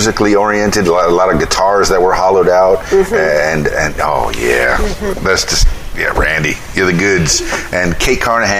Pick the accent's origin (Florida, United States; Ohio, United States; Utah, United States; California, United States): Florida, United States; Miami; moved away as an adult; also born or lived in Key Largo, Florida; now in Conway, United States; I'm a big city boy. I'm from Miami, born and raised, but I did spend a lot of time in the Keys, Key Largo